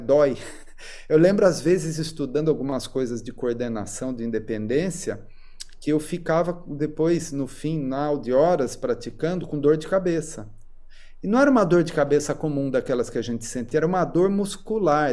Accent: Sorocaba, São Paulo, Brazil; eu nasci em Sorocaba, né? E cresci lá. Mudei para São Paulo só quando fui fazer faculdade.

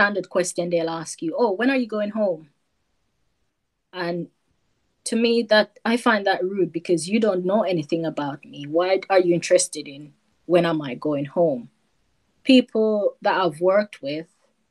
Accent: Jamaica; moved away as an adult; also born or lived in North London; now in United Kingdom; growing up in Jamaica, it's totally different to be in the UK.

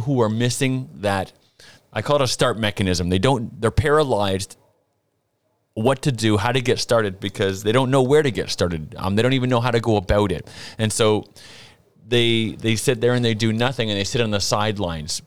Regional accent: Ontario, Canada; moved away; my hometown province of Ontario

